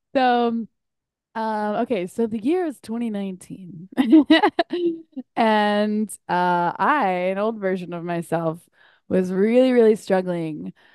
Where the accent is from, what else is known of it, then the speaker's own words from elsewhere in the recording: North Carolina, United States; now in Chicago, United States; back at home in North Carolina